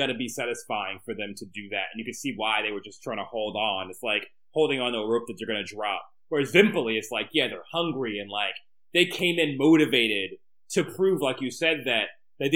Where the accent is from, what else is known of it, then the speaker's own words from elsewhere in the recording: United States; I'm an American